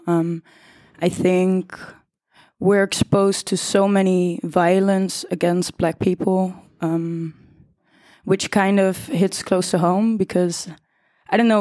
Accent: The Hague, South Holland, Netherlands; I'm 20 years old from The Hague, born and raised

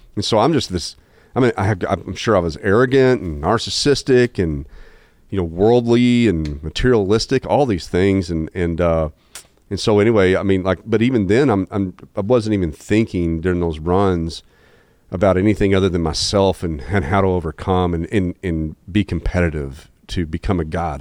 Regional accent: Jonesboro, Arkansas, United States; born and raised in Jonesboro, Arkansas

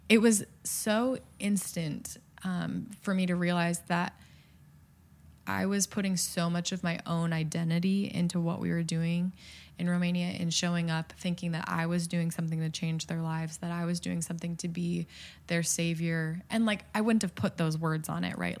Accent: Midwest, United States; I'm from the Midwest

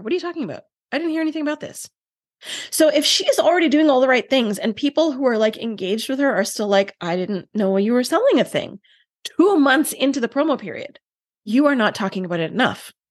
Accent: Canada; I'm Canadian

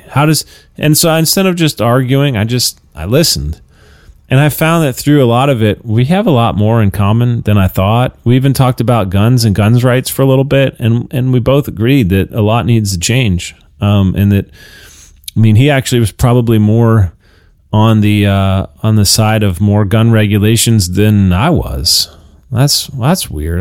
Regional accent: United States

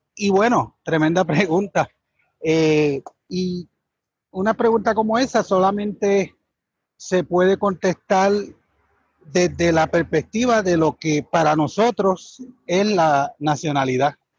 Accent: Puerto Rico; moved away; nosotros queremos regresar a Puerto Rico

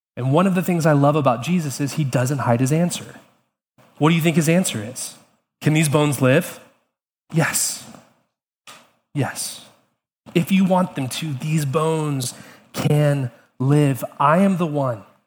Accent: Atlanta, Georgia, United States; now in Charlottesville, United States; growing up in Atlanta

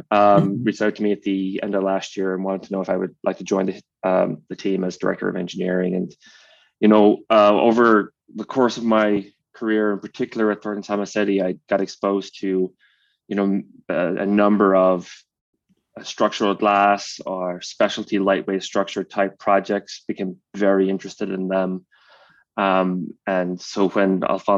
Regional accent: County Cork, Munster, Ireland; I grew up on a 60 acre dairy farm

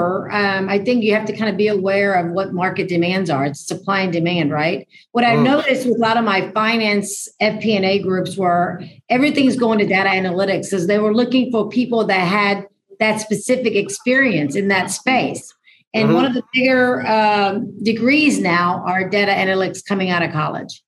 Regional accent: Houston, Texas, United States; I'm from Houston, Texas

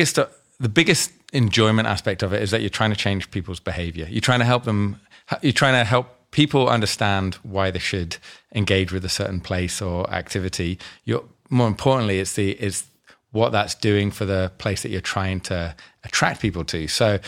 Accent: Scotland, United Kingdom; now in Australia; Came from the UK, from Scotland, and not that I sound Scottish, but I'm from Scotland, and moved over to Australia about 2001

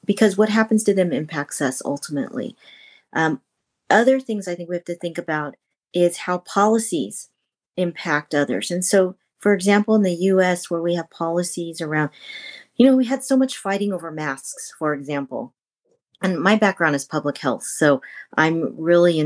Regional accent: north of Sacramento, Northern California, United States; I'm from Northern California, north of Sacramento

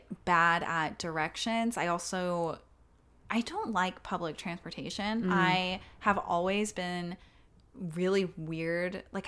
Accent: Texas, United States; now in New York, United States; But I'm from Texas, like, for someone who's from, like, a really small town in Texas

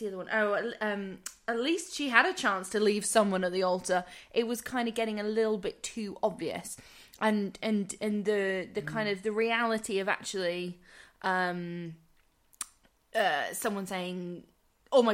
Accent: England, United Kingdom; as an English person

